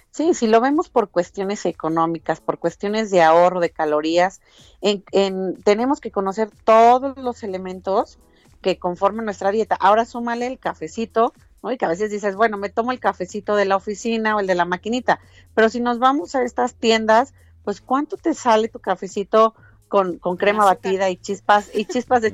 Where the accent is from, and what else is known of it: Mexico